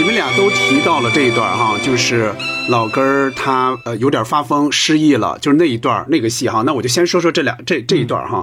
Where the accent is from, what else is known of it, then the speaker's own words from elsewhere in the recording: Hebei, China; 我们老家河北